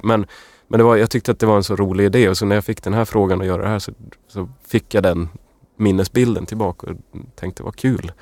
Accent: Luleå, Norrbotten County, Sweden; moved away; jag kommer från Luleå

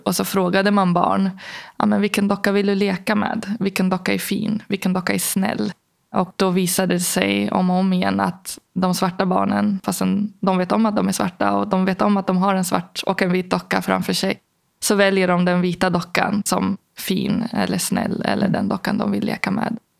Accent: Algeria; now in Sweden; i Algeriet där jag växte upp

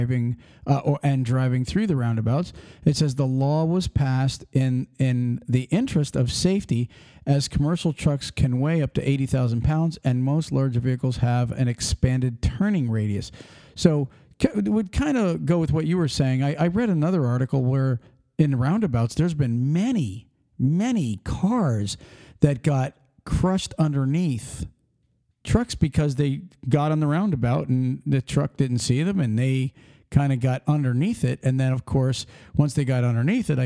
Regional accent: Pennsylvania, United States; moved away; we grew up in Pennsylvania

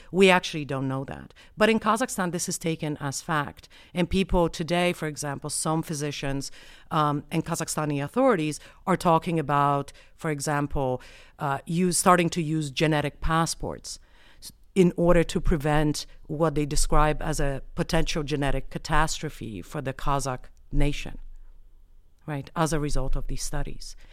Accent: Colorado, United States; I have a Polish name, but I'm from the United States. And on top of that, I'm from Colorado.

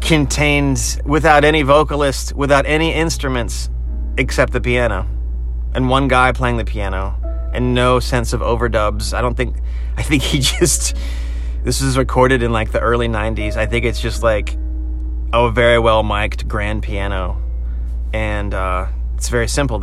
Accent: Virginia Beach, Virginia, United States; now in Nashville, United States; I grew up in Virginia Beach, Virginia

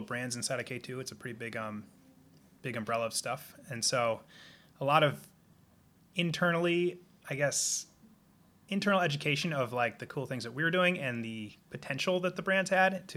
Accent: Simsbury, Connecticut, United States; also born or lived in Canada; now in Seattle, United States; I'm from the East Coast, Connecticut. Originally, we're sitting here in my house in Seattle, Washington

